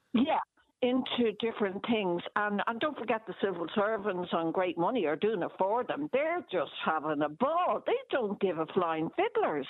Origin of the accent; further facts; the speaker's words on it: Ireland; I was treated as an Irish citizen